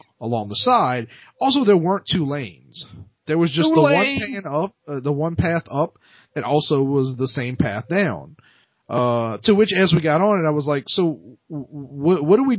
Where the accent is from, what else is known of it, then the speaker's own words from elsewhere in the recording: the South, United States; I'm from the South. Like we don't have mountains.